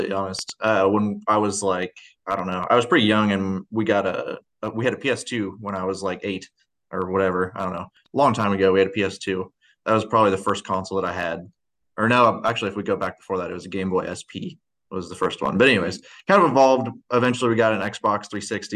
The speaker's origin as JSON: {"language": "English", "area": "small town near Quincy", "region": "Illinois", "country": "United States", "tie": "born or raised there", "said": "I am from a really small town by Quincy, Illinois, if you know where that is. We're about, I don't know, probably 30 minutes east of Quincy, Illinois. We're in West Central Illinois. I grew up in a town of 600"}